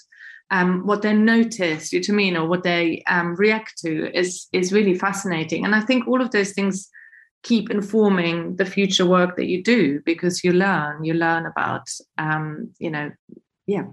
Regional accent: Germany; moved away; I'm German, I'm not British either.

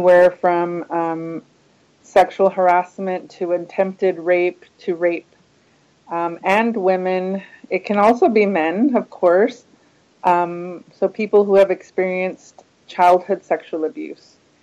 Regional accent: Houston, Texas, United States; I grew up in Houston

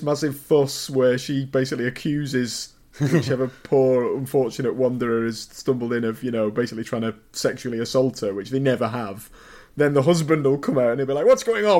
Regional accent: Wigan, North West England, United Kingdom; I'm from Wigan, which is not, again, it's, you know, that's quite a big town. It's not a complete middle of nowhere town.

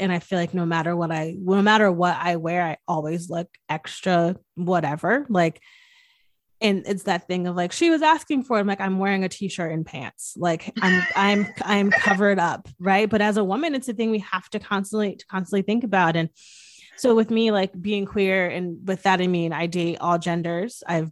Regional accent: Northeast, United States; I'm from the Northeast

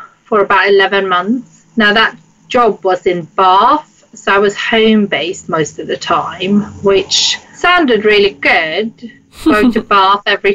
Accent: Sweden; moved away as an adult; now in London, United Kingdom; I grew up in Sweden, hence the name, and the accent, which people find very difficult to place sometimes

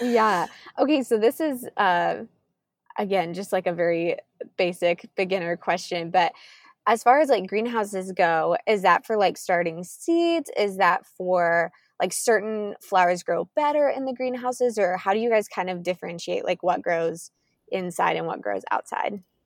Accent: Kansas, United States; moved away; I am originally from Kansas. We're moving back there this fall

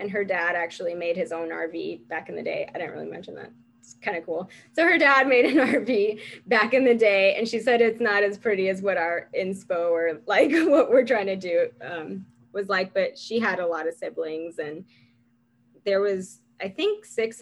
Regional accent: United States; also born or lived in Venezuela; I came to the US when I was about to turn 3. So this is my home. I've been here my whole life

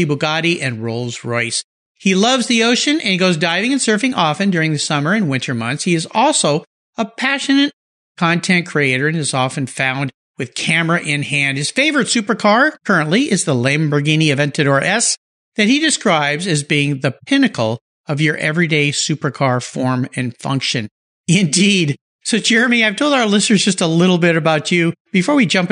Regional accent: La Jolla, California, United States; calling in from my hometown, La Jolla, California

